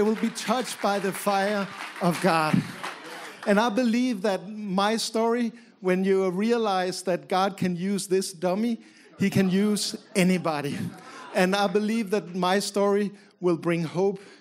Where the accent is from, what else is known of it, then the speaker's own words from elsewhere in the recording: Copenhagen, Capital Region of Denmark, Denmark; My wife and I grew up in Copenhagen